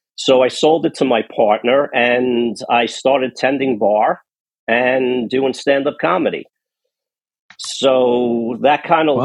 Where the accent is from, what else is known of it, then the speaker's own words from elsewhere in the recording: New York City, New York, United States; I was born in Queens. Um, so just over the river, a quick subway ride from where I was born